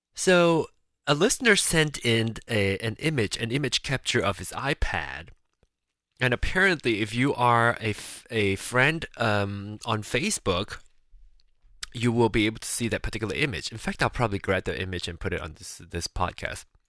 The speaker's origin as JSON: {"language": "English", "region": "Penang", "country": "Malaysia", "tie": "born or raised there", "moved": "yes", "said": "locally in, in Penang, which is my hometown, we call it Hokkien"}